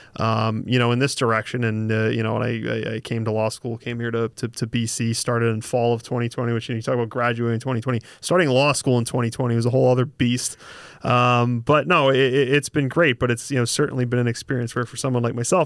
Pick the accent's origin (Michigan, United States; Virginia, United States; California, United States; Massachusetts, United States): Massachusetts, United States; Boston; accent: Boston; if the accent doesn't just completely give it away, I'm from Boston. Uh, my family's from Boston, you know, grew up in the, uh, sort of real estate construction industry.